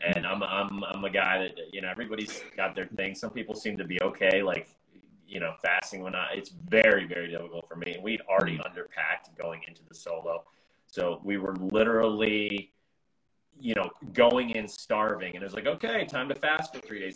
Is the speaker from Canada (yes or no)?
no; United States; I'm an American